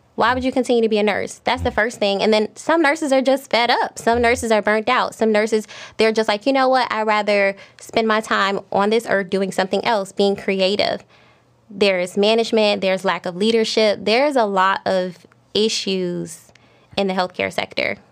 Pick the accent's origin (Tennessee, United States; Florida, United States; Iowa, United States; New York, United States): Florida, United States; Miami; I'm from Miami